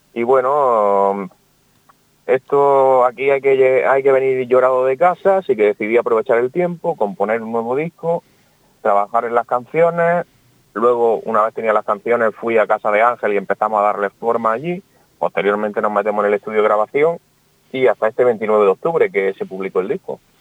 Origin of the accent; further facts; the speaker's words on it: Almería, Andalusia, Spain; soy de Almería